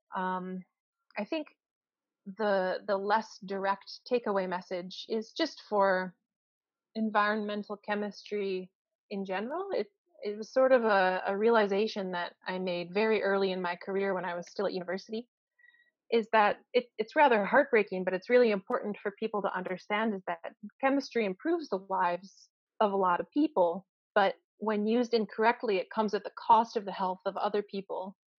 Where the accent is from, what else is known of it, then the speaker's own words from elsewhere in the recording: United States; moved away as an adult; now in Canada; I'm from the United States